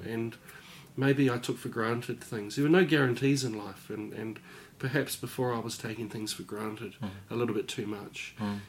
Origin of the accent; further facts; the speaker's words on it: Upper Hutt, Wellington, New Zealand; I grew up in Upper Hutt